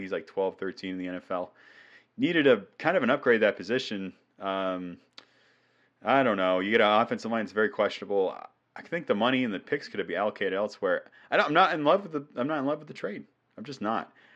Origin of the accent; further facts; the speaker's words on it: New England, United States; I'm from New England.